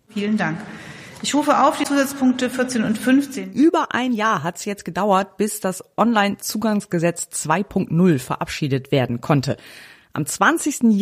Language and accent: German; Northern Germany, Germany; Ich bin ja auch ein Norddeutscher und man sieht mir meine Freude nicht unbedingt an, aber ich freue mich richtig.